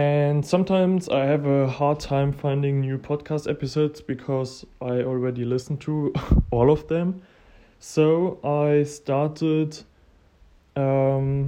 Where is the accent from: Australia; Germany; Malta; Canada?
Germany; English is a second language; I'm from Germany